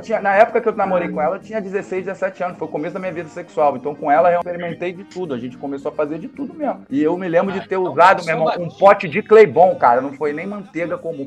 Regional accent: Rio de Janeiro, Brazil; eu sou do Rio de Janeiro, capital

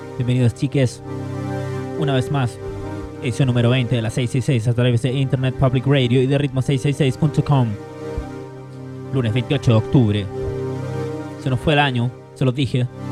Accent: Chile; now in Berlin, Germany

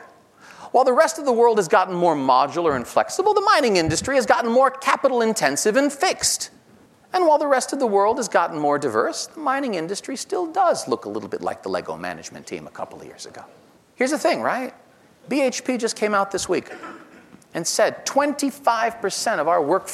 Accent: New York, United States; New York, my home state

